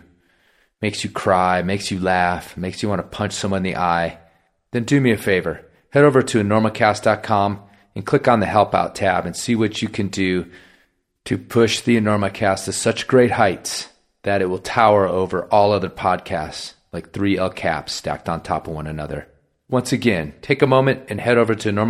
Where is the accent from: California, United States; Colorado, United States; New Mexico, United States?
Colorado, United States; Carbondale; right here in my hometown